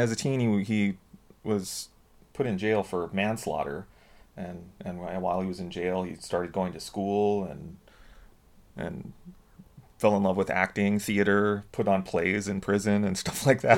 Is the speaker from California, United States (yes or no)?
yes; Southern California, United States; growing up in Southern California, rooting for the University of Southern California